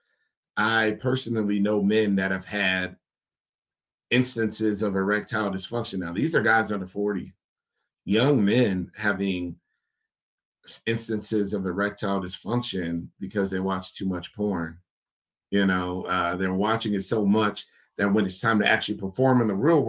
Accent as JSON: {"language": "English", "country": "United States", "said": "as an American man"}